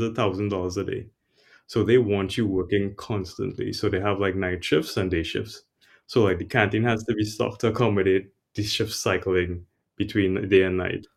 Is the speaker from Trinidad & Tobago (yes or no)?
yes; Trinidad & Tobago; moved away as an adult; also born or lived in New York City / Boston; I'm originally from Trinidad and Tobago. It's an island in the Caribbean.